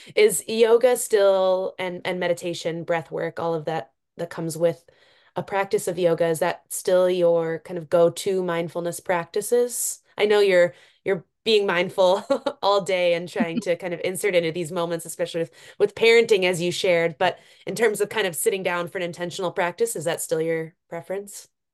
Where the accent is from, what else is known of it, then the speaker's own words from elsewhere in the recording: Cook County, Minnesota, United States; growing up in Cook County as, you know, a teenager